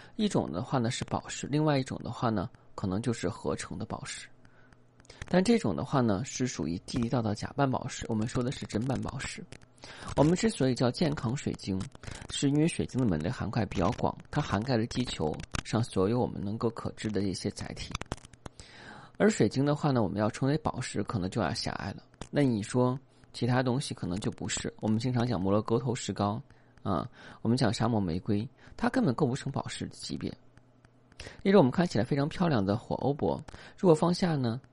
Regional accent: China; 我们中国人

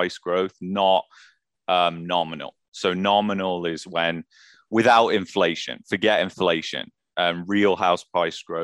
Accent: England, United Kingdom; now in Canada; I'm an immigrant. I come from England

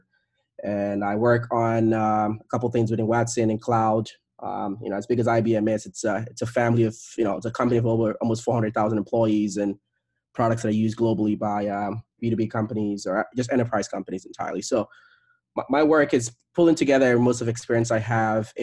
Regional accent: Nigeria; I was born, I grew up in Nigeria

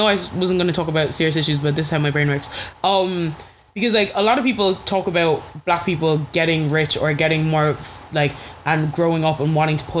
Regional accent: Ireland; growing up as an Irish person in Ireland.

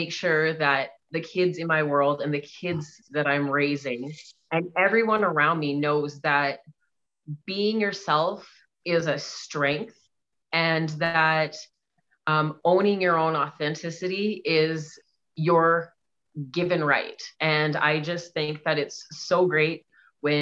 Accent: Alberta, Canada; I'm from Alberta, Canada. I always say I'm from middle of nowhere, Alberta Prairie

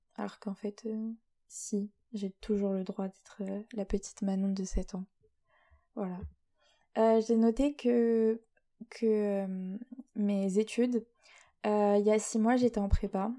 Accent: Rouen, Normandy, France; je viens de Rouen, au milieu des vaches et euh, du bon fromage et de la pluie, euh, c'est-à-dire en Normandie

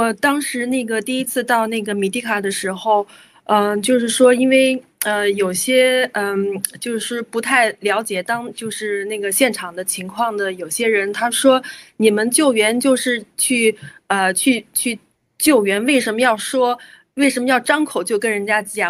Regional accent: China; 感谢新中国呃联邦，让我们中国人在国际社会上有一次能够抬起高贵的头

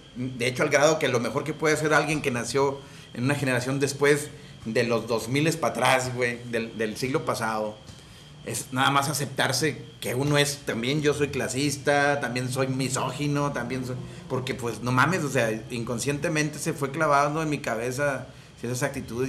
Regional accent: Monterrey, Nuevo León, Mexico; cuando dicen regios, es porque somos de la región de las montañas

